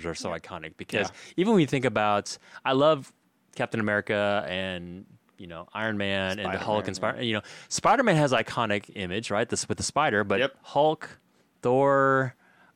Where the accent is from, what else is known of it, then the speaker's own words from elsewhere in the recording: Texas, United States; my parents immigrated here from Korea about a year before I was born. And I grew up in Texas in this like very like monocultural like town